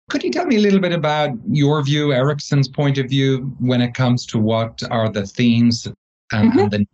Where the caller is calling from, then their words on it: Spain; Well, we myself, I'm calling from Spain at the moment, so we're, we're quite well spread around the globe.